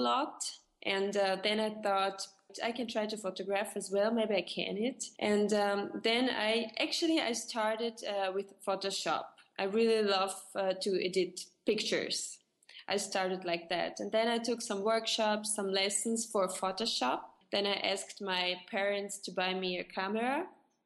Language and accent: English; Russia; English is a second language; moved away as an adult; now in Switzerland; Originally, I am from Russia, but I live since 10 years in Switzerland.